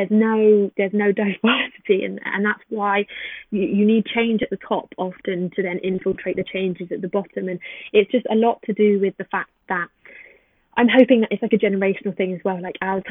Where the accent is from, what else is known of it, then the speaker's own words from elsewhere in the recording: England, United Kingdom; as soon as they hear me speak, the attitude changes towards me completely when I tell them that I'm from Brighton or from London.